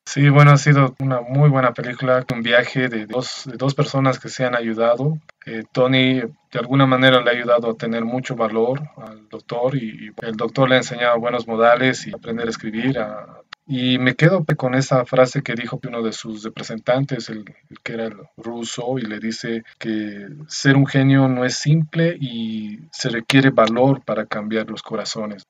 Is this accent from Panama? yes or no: no; Bolivia; soy de Bolivia